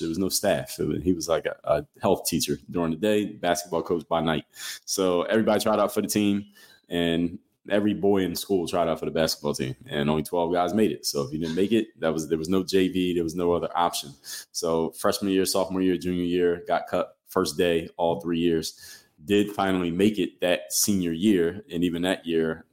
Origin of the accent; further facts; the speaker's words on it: Philadelphia, Pennsylvania, United States; I'm from Philly